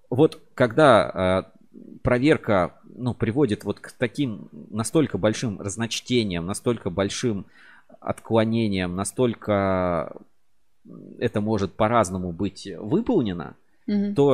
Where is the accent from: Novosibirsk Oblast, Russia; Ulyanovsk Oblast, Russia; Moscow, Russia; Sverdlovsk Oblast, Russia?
Moscow, Russia; и по маме я россиянин, коренной москвич.